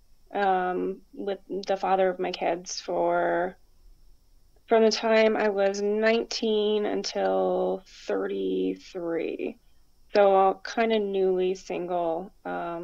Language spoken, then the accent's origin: English; Arizona, United States; now in Michigan, United States; I'm from Michigan, like you said. Originally from Arizona